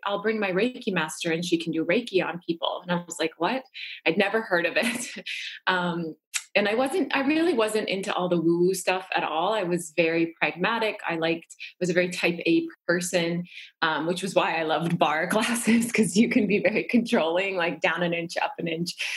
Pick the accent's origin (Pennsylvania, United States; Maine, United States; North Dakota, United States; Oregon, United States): North Dakota, United States; I grew up in North Dakota